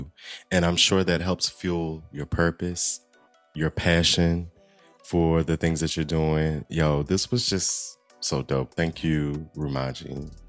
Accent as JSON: {"language": "English", "region": "Southern Maryland", "country": "United States", "said": "I'm from Southern Maryland, so country is cool with me."}